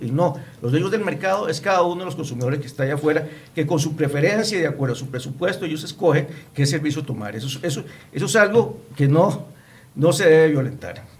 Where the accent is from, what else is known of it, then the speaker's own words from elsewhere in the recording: Costa Rica; nosotros como ciudadanos, como costarricenses